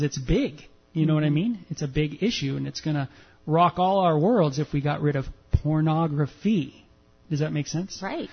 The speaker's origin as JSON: {"language": "English", "region": "Southern California", "country": "United States", "tie": "born or raised there", "said": "as a man growing up in Southern California"}